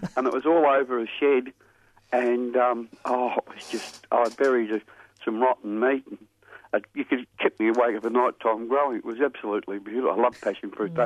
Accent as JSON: {"language": "English", "town": "Thornbury", "region": "Victoria", "country": "Australia", "tie": "born or raised there", "said": "where I grew up in Thornbury"}